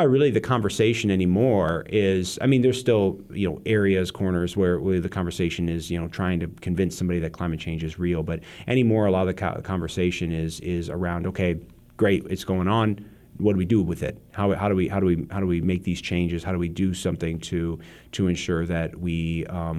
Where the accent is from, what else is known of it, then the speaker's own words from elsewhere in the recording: Peoria, Illinois, United States; I grew up in the Peoria area